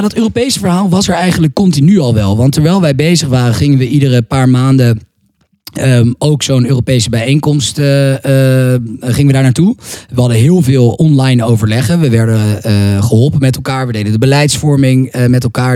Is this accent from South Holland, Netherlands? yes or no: no; Amsterdam, North Holland, Netherlands; also born or lived in France; ik kom uit Amsterdam, uit Nederland